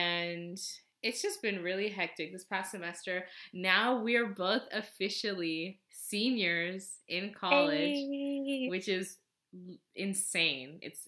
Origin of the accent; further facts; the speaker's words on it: Nepal; Yeah, from Nepal, so like Nepali, I guess.